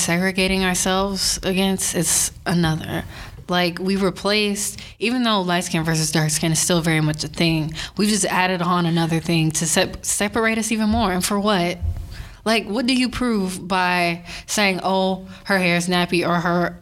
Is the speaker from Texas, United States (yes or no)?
yes; Houston, Texas, United States; me and my friend, we both happen to be from Houston